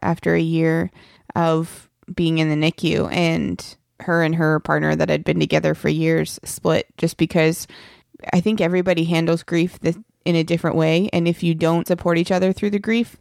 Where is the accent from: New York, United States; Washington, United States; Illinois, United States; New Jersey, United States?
New Jersey, United States; I'm from New Jersey